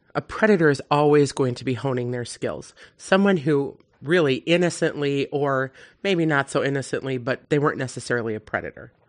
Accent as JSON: {"language": "English", "region": "Wisconsin", "country": "United States", "said": "I'm from Wisconsin"}